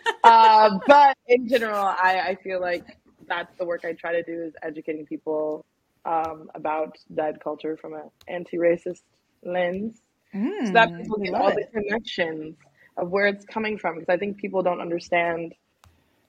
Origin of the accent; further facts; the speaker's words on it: Maryland, United States; moved away as an adult; also born or lived in Washington, District of Columbia, United States; now in New Orleans, United States; I'm originally from Maryland, and I was born in DC and from the DMV area